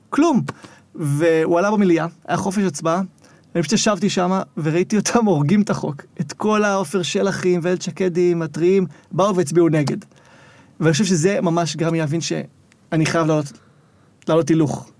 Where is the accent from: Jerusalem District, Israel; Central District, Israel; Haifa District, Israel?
Haifa District, Israel; Zikhron Ya'akov; born or raised there